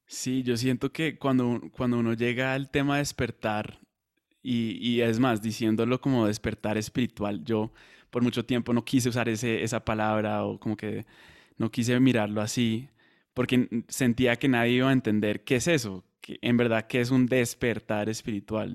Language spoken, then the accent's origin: Spanish; Colombia; also born or lived in Madrid; now in United States; soy colombiano, vivo en Estados Unidos